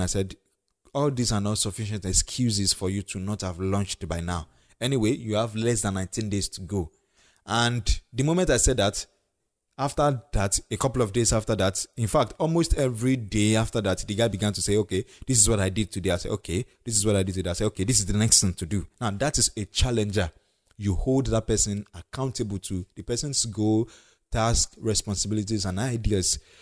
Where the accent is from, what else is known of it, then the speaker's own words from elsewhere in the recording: Ondo, Nigeria; the state I come from, Ondo State